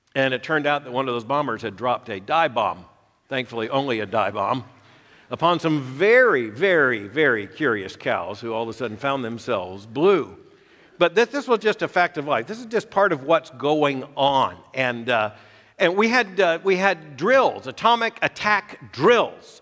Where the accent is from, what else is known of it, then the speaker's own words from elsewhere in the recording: Florida, United States; I was a, a boy growing up in Florida during the height of the Cold War